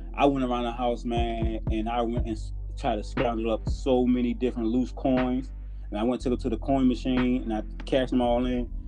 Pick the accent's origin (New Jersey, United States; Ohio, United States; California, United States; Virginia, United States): Virginia, United States; Portsmouth; moved away as an adult; I'm from Portsmouth, Virginia